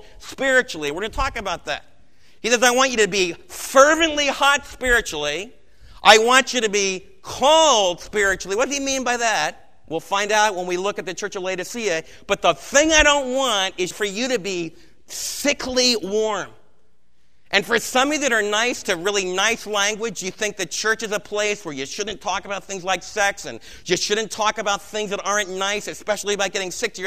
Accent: United States; as American believers

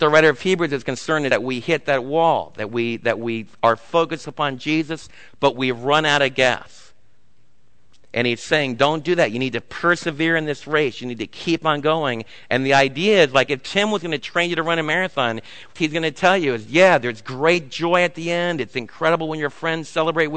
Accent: United States; as American parents

